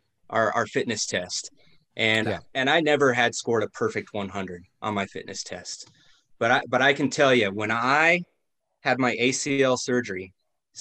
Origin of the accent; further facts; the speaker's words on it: Arlee, Montana, United States; moved away as an adult; also born or lived in Colorado Springs, Colorado / Great Falls, Montana; we both grew up in Arlee, Montana. We both went to that high school